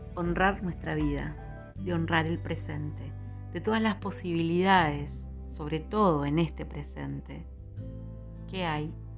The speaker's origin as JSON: {"language": "Spanish", "country": "Argentina", "said": "en mi país, en Argentina"}